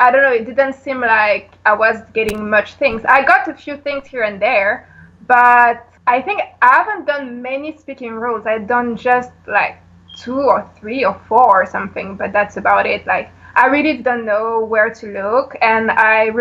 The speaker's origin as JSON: {"language": "English", "town": "Paris", "region": "Île-de-France", "country": "France", "moved": "as an adult", "lives_now": "Los Angeles, United States", "said": "I am from Paris in France."}